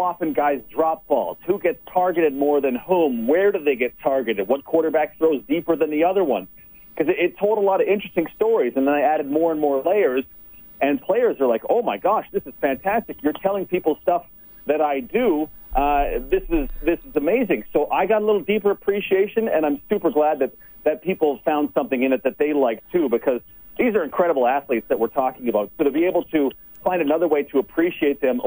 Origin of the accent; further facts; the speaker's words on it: Okotoks, Alberta, Canada; moved away as an adult; also born or lived in Red Deer / Edmonton / Winnipeg / Toronto; Okotoks is truly my hometown